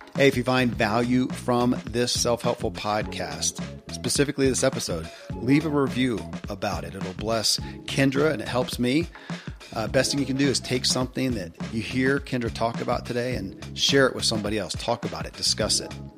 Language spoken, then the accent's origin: English; Kentucky, United States; born or raised there